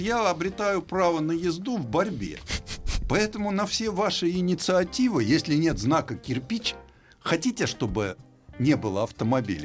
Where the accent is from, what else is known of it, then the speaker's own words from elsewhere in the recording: Moscow, Russia; Ну, я москвич.